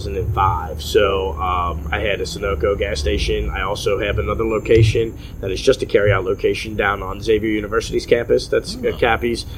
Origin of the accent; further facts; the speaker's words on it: Cincinnati, Ohio, United States; from Cincinnati